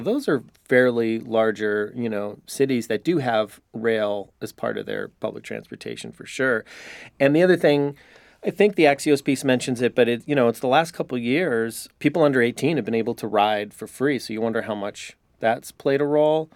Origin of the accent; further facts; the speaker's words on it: Chicago, Illinois, United States; also born or lived in New York; now in San Diego, United States; I grew up in Chicago. I lived in New York.